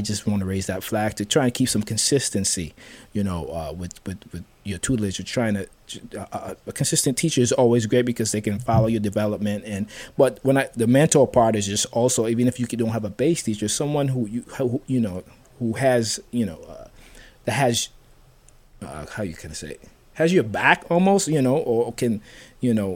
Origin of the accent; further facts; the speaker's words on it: U.S. Virgin Islands; growing up in St. Thomas